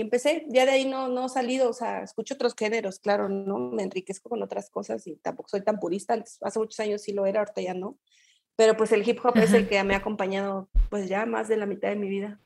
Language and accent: Spanish; Querétaro, Mexico; also born or lived in Mexico City / Toluca; now in Guadalajara, Mexico; yo soy queretana, yo nací, soy queretana